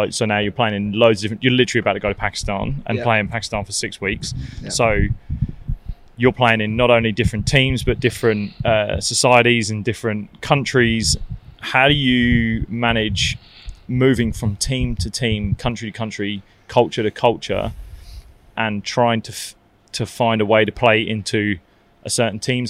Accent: Barbados; moved away; I grew up playing in Barbados, so I know Barbados really well.

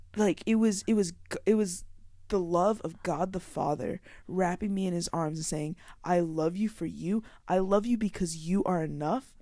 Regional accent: Bakersfield, California, United States; I was born and raised in Bakersfield, California

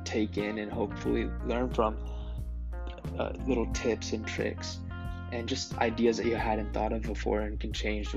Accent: Las Vegas, Nevada, United States; moved away; growing up in Las Vegas

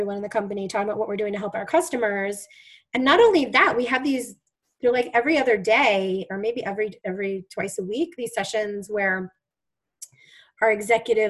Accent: New York, United States; I'm a New Yorker

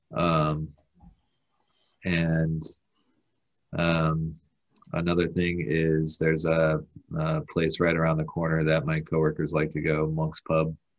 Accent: Escondido, California, United States; moved away; also born or lived in Chicago; my hometown of Escondido

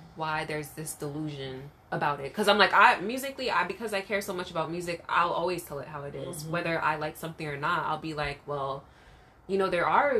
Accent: Jamaica; And maybe remember we're Jamaican, so it's like the dance hall too.

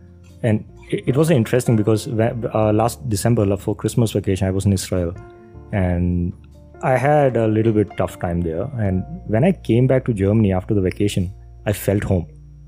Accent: Kerala, India; also born or lived in Rajasthan; So I was born in Kerala. Then I moved to Rajasthan. I stayed like for 5 years. And then they brought me back to Kerala when I was like, I don't know, 9 years, 10 years old

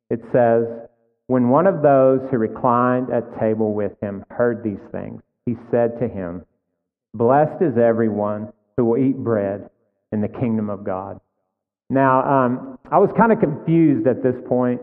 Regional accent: Texas, United States; we're all Texans here

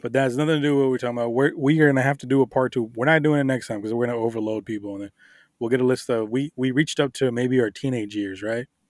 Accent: Miami, Florida, United States; I grew up in Miami.

